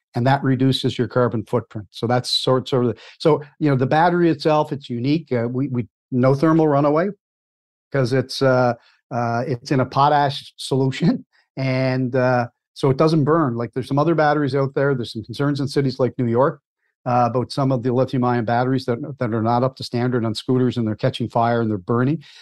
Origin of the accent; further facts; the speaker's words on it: Cape Breton Island, Nova Scotia, Canada; also born or lived in Halifax, Nova Scotia; I was born and raised in Cape Breton Island, Nova Scotia